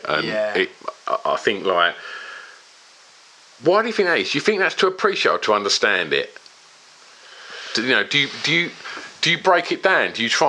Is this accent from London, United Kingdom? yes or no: no; East of England, United Kingdom; I spoke about Essex and growing up in Essex